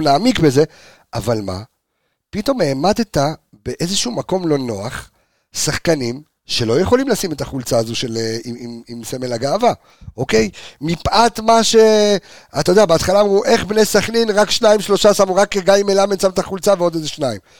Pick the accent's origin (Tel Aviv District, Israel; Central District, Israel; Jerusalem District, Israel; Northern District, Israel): Jerusalem District, Israel; Jerusalem; moved away; also born or lived in Haifa; גדלתי בירושלים